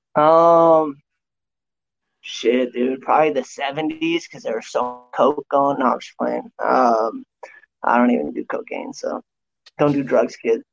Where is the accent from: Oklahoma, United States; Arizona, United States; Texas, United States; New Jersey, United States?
Arizona, United States; Tucson; we grew up in Tucson